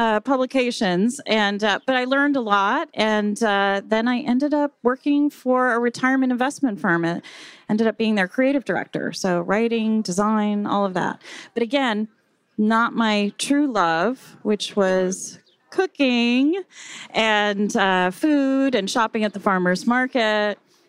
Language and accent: English; San Diego, California, United States; now in Santa Barbara, United States; I know. I'm one of those. So I came to go to UCSB and I studied film.